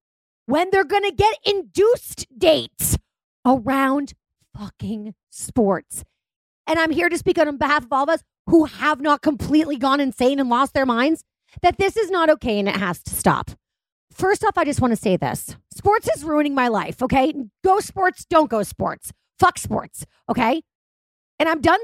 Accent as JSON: {"language": "English", "town": "Boston", "region": "Massachusetts", "country": "United States", "said": "I'm from Boston. It's also a very unwell town"}